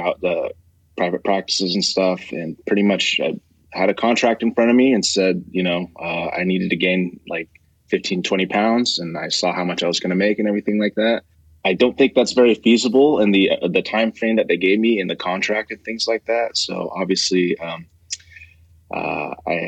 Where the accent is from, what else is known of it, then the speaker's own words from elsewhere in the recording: Dana Point, California, United States; I grew up in Orange County. So if anyone is familiar there, I grew up in Southern Orange County, Dana Point